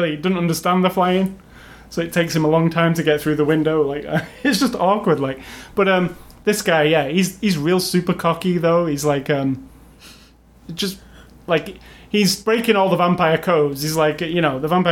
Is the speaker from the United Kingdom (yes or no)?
yes; England, United Kingdom; as an English person